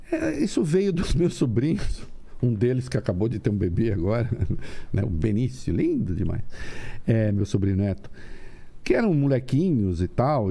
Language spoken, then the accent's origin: Portuguese; Dois Córregos, São Paulo, Brazil; moved away; Eu nasci em Dois Córregos, interior de São Paulo, perto de Jaú